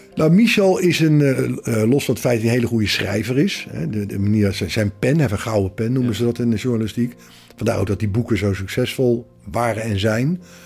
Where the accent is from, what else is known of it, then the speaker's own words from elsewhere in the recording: The Hague, South Holland, Netherlands; vrienden van waar ik opgegroeid ben. Eh, uit het Haagse